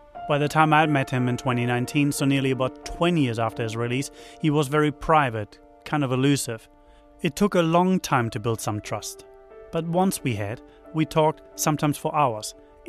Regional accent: Germany; moved away as an adult; now in New Zealand; Now, I mostly work as a filmmaker and you probably hear I'm not from here. I'm from Germany, but came here about 20 years ago.

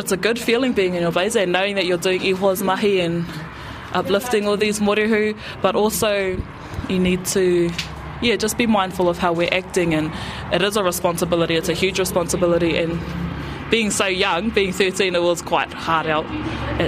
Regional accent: Tauranga, Bay of Plenty, New Zealand; I'm from Tauranga.

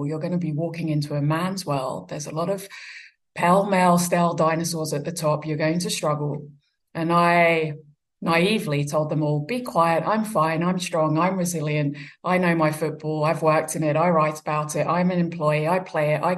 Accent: Brighton, South East England, United Kingdom; moved away as an adult; also born or lived in Australia / New Zealand; Brighton Hove Albion, which is where I grew up in England

